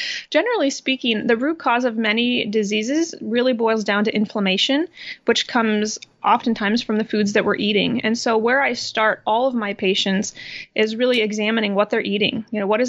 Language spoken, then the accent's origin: English; Midwest, United States; I was born and raised in the Midwest, and I went to University of Iowa to become a nurse